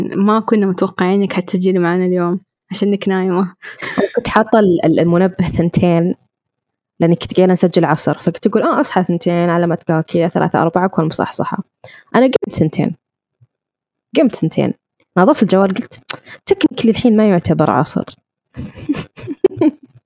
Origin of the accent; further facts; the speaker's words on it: Riyadh, Riyadh Province, Saudi Arabia; انا من الرياض